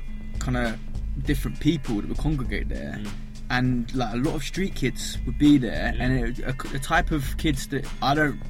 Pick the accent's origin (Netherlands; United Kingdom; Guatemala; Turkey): United Kingdom; London; But then we moved out of there when I was about 5 and moved up to like Tufnell Park, like North Kentish Town essentially, by the Forum. Grew up around there.